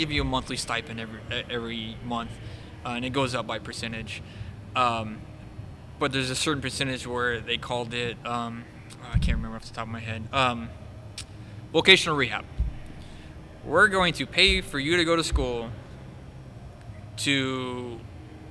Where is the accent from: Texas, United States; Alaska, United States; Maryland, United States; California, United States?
Texas, United States; Sugar Land; I grew up in Texas, right? So we ate, we grew up eating barbecue. Brook Street Barbecue was our go-to